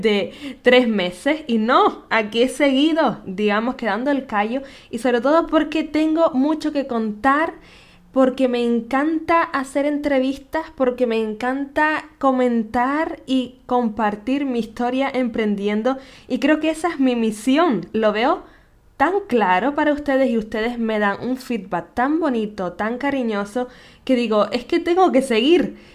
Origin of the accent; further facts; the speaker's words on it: Canary Islands, Spain; nacida en Canarias